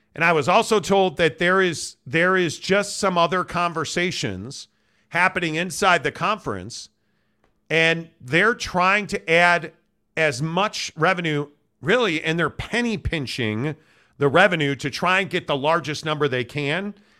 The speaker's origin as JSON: {"language": "English", "region": "Midwest", "country": "United States", "tie": "born or raised there", "said": "Growing up in the Midwest"}